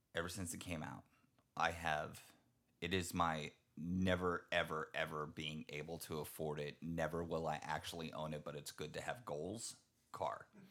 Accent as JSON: {"language": "English", "region": "Texas", "country": "United States", "said": "I'm from Texas"}